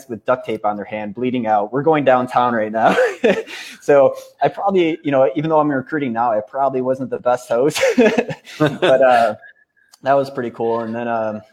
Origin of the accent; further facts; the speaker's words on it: Cleveland, Ohio, United States; moved away as an adult; also born or lived in Iowa / Austin, Texas; I'm from Cleveland. I went to school in Iowa.